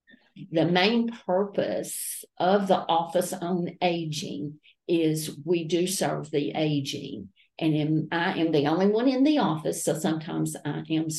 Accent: Grainger County, Shiloh community near Cherokee Dam, Tennessee, United States; My parents moved to Grainger County when I was 6 weeks old.

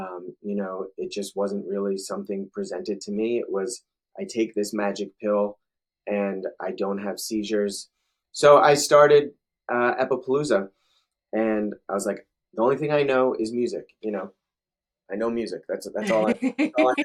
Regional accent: New Jersey, United States; now in Charlotte, United States; me being born and raised in New Jersey

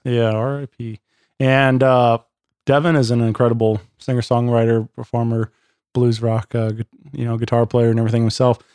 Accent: Wentzville, Missouri, United States; born and raised in Wentzville, Missouri

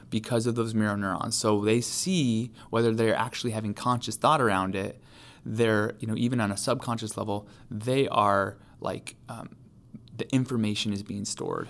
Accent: New York, United States; now in Charlotte, United States; New York State.

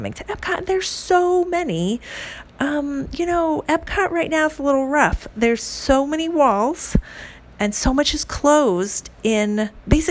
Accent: North Carolina, United States; I'm from North Carolina

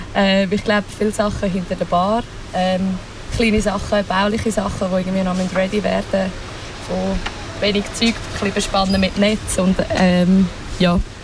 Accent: Wettingen, Aargau, Switzerland; ich bin in Wettigen aufgewachsen

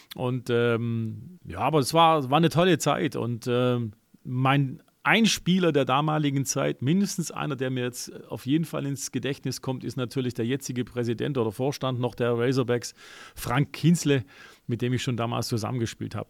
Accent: Germany; bei uns in Deutschland

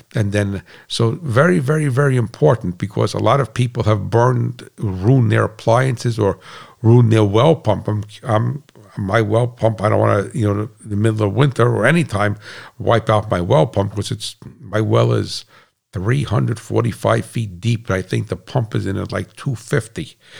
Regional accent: United States; I'm an American

